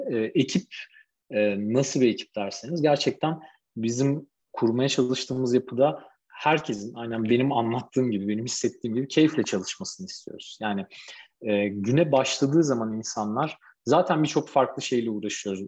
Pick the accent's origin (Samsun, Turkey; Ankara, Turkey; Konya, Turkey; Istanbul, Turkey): Ankara, Turkey; Ankara'da okudum tüm hayatım boyunca.